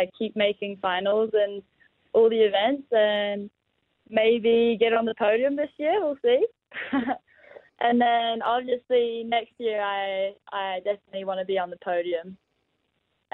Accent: France; moved away; Yeah, so I was actually born in France. So obviously Dad's Kiwi, but my mum is French, and I grew up in France

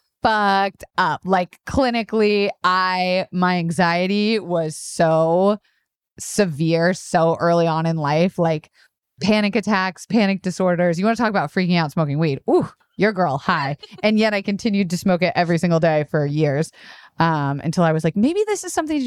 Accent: Tampa, Florida, United States; born or raised there; moved away

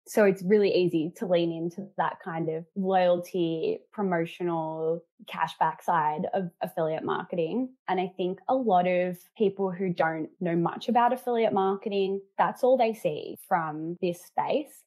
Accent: Melbourne, Victoria, Australia; I come from Melbourne

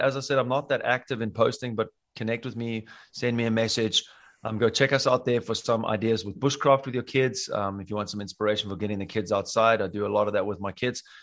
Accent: South Africa; now in Bavaria, Germany; where I come from Africa

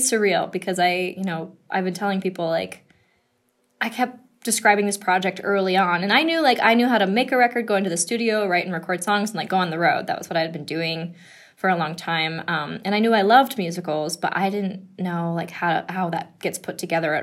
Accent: Denver, Colorado, United States; I grew up in Denver, and, like, my dad was a mailman.

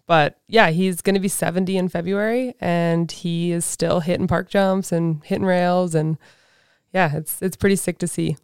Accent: Alert Bay, British Columbia, Canada; also born or lived in Vancouver Island; I grew up in Alert Bay, British Columbia, which is a very small island

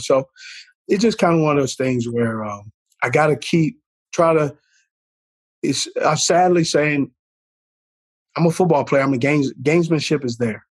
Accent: California, United States; I grew up in California

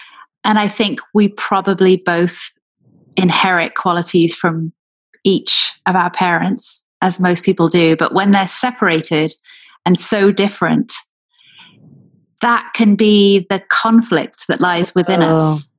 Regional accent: Wales, United Kingdom; also born or lived in England; now in United States; But also then moving to England when I was from Wales and feeling the pull between those two cultures, and then moving to America.

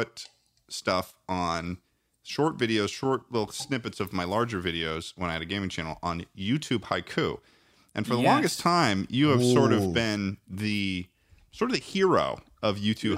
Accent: United Kingdom; I'm also British, so that's pretty cool.

